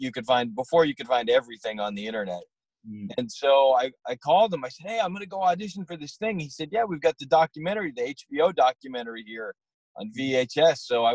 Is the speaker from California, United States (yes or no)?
no; Danvers, Massachusetts, United States; now in Los Angeles, United States; my parents still live in Danvers, the house I grew up